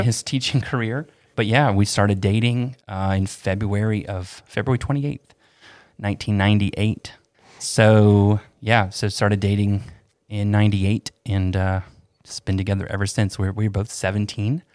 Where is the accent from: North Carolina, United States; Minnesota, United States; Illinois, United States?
North Carolina, United States; Asheville; also born or lived in Tampa, Florida; we moved to Asheville from Tampa when I was ten